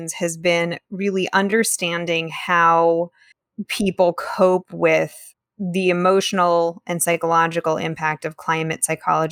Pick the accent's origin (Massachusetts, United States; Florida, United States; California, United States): California, United States; growing up in Tahoe, growing up in the mountains where the threat of wildfire was very real at all times